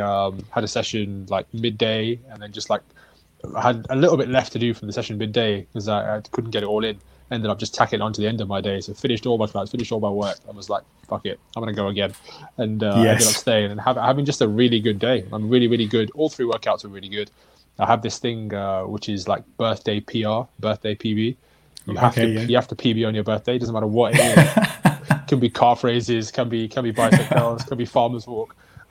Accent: Brixton, London, United Kingdom; I'm from Brixton.

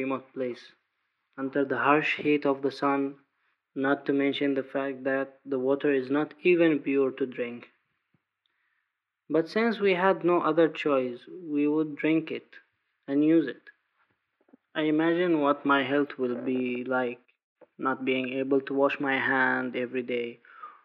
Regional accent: Taiz, Taiz Governorate, Yemen; from Taiz

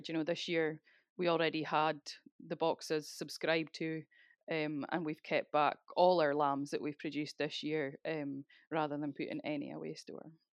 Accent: Speyside, Scotland, United Kingdom; moved away as an adult; now in South Uist, United Kingdom; I'm originally from Speyside, eh, but moved across to South U S full time, um, at the start of twenty

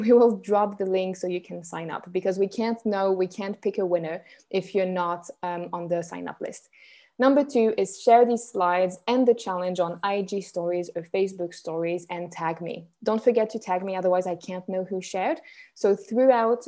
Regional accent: Switzerland; I'm Swiss, born and raised in Switzerland

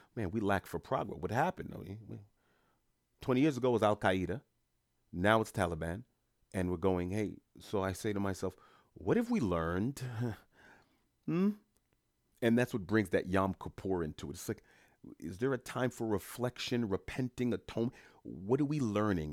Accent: New York City, New York, United States; I'm first generation Haitian American. Born and raised in New York City

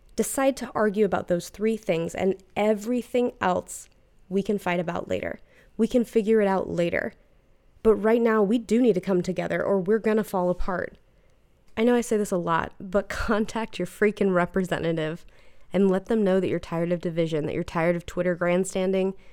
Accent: United States; we benefit from being an American

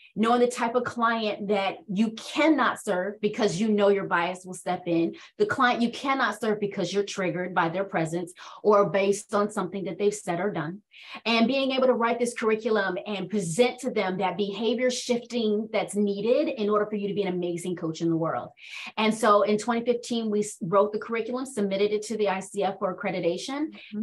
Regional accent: Washington, District of Columbia, United States; also born or lived in North Carolina; So I was born and raised in Washington, D.C., but I spent most of my time being nurtured and developed by my grandparents who are from North Carolina.

